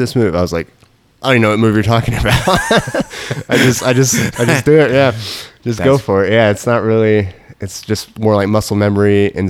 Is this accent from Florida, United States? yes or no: no; Dallas, Texas, United States; born there; now in Orlando, United States; So I was born in Dallas.